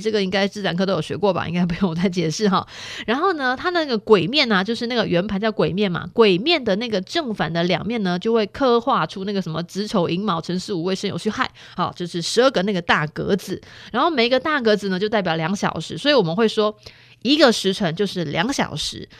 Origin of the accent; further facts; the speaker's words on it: Chiayi, Taiwan; 我是嘉义人